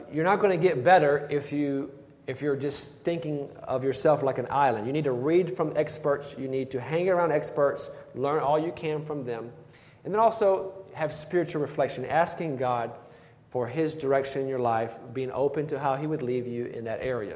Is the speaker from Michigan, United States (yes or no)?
no; Blythewood, South Carolina, United States; the church where I grew up in Blythewood, South Carolina